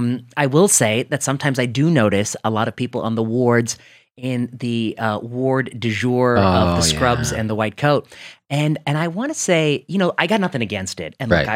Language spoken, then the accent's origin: English; Cleveland, Ohio, United States; I grew up in Cleveland area